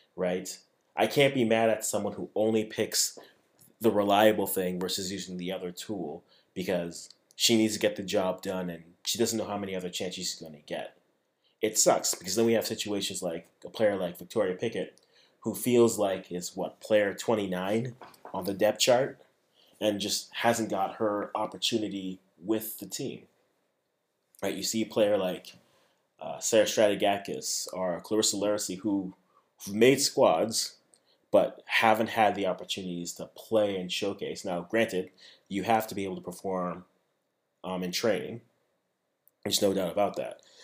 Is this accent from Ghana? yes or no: yes; Ghana; I'm a Ghanaian